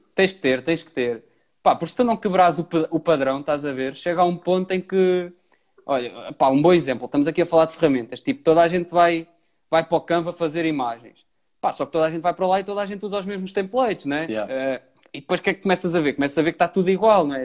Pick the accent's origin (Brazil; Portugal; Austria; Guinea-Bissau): Portugal; Pombal, Centro; also born or lived in Viseu; now in Porto, Portugal; Eu sou de Pombal, uh, vivo no Porto, Uh, e agora atualmente estou em Viseu